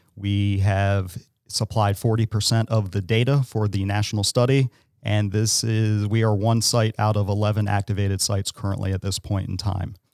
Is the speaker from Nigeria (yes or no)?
no; Salisbury, Maryland, United States; I'm local. I am from Salisbury. I've been here my entire life